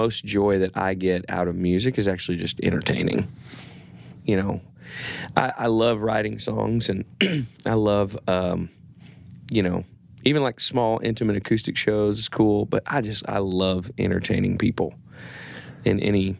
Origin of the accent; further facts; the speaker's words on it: Arlington, Texas, United States; born there; I was born in Arlington. Moved around a bunch when I was a kid.